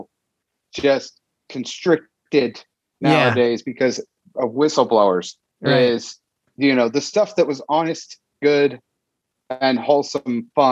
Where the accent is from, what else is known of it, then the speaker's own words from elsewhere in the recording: Indiana, United States; also born or lived in Cincinnati, Ohio; grew up from third grade on here in Indiana